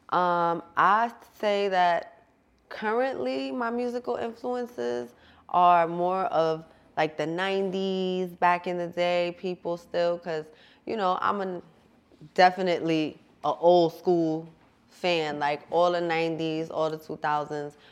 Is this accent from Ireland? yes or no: no; Jersey City, New Jersey, United States; also born or lived in Bergen County, New Jersey; I come from Jersey City, grew up in Conneaut, grew up in Bergen County, so I kind of bounced all over